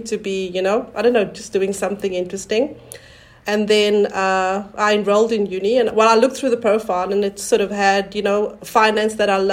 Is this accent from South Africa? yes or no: yes; South Africa; moved away as an adult; also born or lived in New Zealand / France; now in Versailles, France; I'm from South Africa and I've been here for about 20 years now